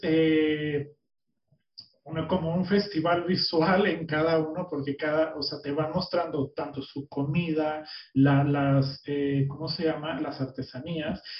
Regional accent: Mexico; now in United States; somos mexicanos, que llegamos a un lugar que hablan un idioma diferente, tú en Berlín, yo en Estados Unidos

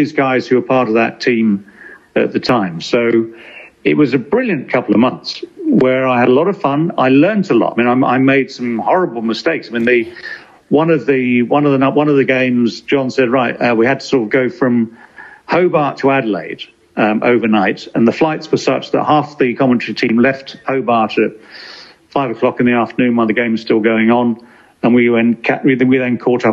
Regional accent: England, United Kingdom; we as commentators, as English commentators in Australia

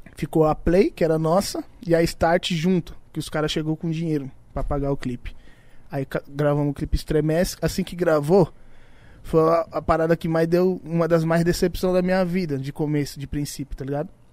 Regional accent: Iporanga, São Paulo, Brazil; lá no Iporanga, onde eu, onde eu nasci lá, onde eu fui criado

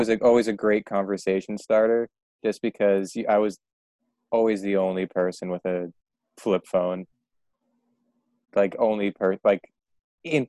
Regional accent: Malden, Massachusetts, United States; I'm from Malden, Massachusetts, so it's like right north

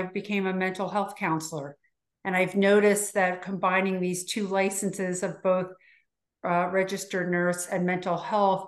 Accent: Hackensack, New Jersey, United States; moved away as an adult; also born or lived in Baltimore, Maryland / Florida; now in Sarasota, United States; I was born in northern New Jersey in Hackensack

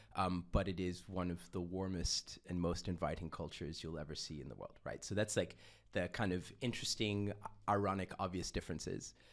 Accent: Austria; also born or lived in Uganda; I was born and I grew up in Austria

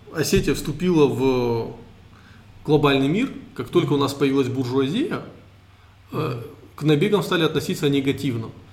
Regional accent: Caucasus, Russia; Мы кавказцы, российские траблмейкеры.

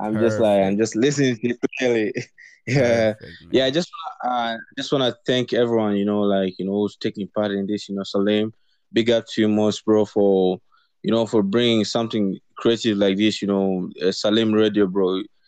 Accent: Kenya; I'm a Kenyan, South Sudanese. You know, I'm basing in Kenya right now.

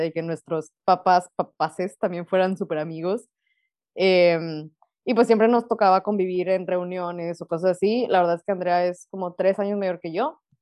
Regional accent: Monterrey, Nuevo León, Mexico; now in Lüneburg, Germany; somos regias

